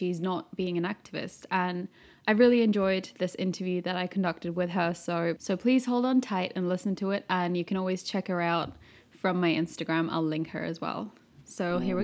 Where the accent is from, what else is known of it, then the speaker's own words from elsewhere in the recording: Istanbul, Turkey; now in London, United Kingdom; growing up in Turkey